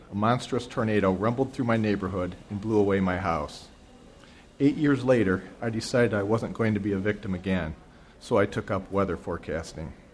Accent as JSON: {"language": "English", "town": "Toledo", "region": "Ohio", "country": "United States", "tie": "born or raised there", "said": "Each evening, I hand printed the forecast for my hometown of Toledo, Ohio."}